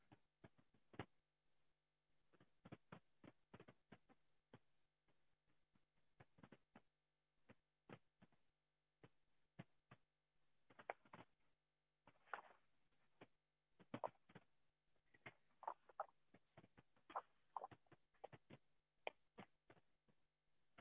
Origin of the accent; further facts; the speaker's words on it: South Florida, United States; moved away; I grew up in South Florida.